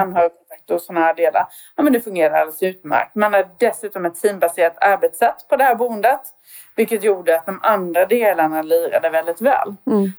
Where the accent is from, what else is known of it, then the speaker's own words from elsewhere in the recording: Värnamo, Jönköping County, Sweden; now in Växjö, Sweden; jag är från Värnamo då, fast numera då får man väl ändå titulera sig Växjöbo